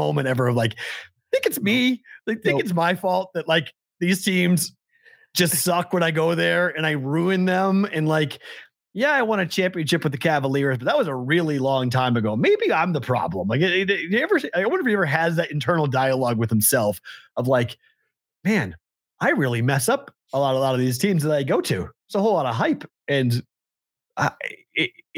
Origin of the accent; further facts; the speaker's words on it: Andover, Massachusetts, United States; now in Las Vegas, United States; I'm from Andover, Mass.